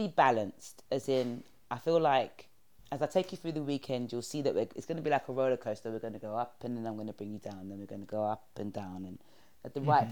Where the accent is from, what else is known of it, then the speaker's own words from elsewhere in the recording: London, United Kingdom; where I grew up in New Cross, it's an estate